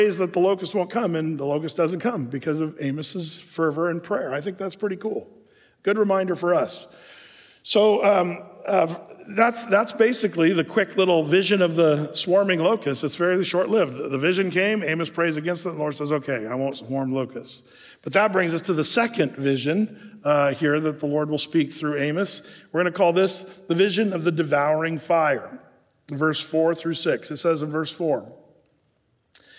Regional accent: United States; as an American citizen

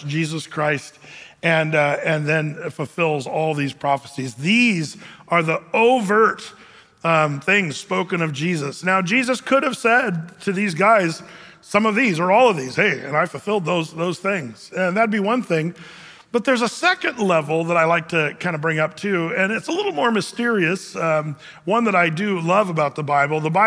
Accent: California, United States; now in Oregon, United States; I'm from California. I was born there.

